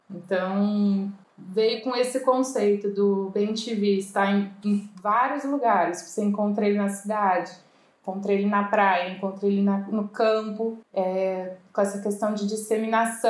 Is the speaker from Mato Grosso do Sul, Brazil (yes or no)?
no; Ribeirão Preto, São Paulo, Brazil; Eu sou daqui de Ribeirão Preto